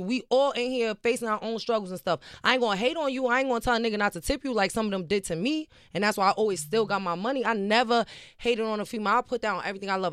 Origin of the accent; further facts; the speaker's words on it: New York City, New York, United States; I'm from the Bronx, New York, born and raised, Patterson Projects